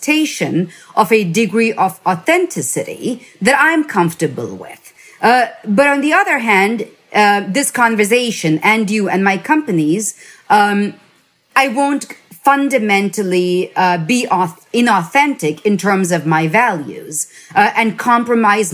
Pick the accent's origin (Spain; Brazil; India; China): India; now in United States; I grew up in India